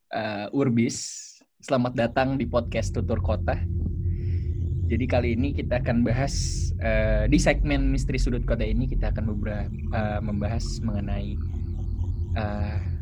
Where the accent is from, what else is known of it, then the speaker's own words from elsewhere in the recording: Bekasi, West Java, Indonesia; also born or lived in Malang; gua ini kan dari Bekasi